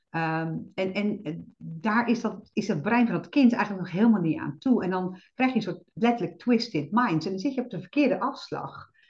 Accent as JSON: {"language": "Dutch", "country": "Netherlands", "said": "wij hebben als Nederlanders"}